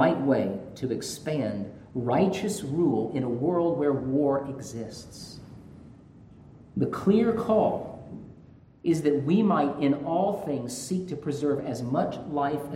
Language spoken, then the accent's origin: English; Georgia, United States; I'm from Georgia